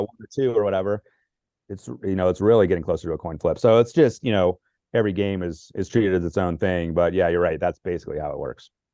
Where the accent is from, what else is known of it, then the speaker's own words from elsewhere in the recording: Northern Virginia, United States; where I was growing up in Northern Virginia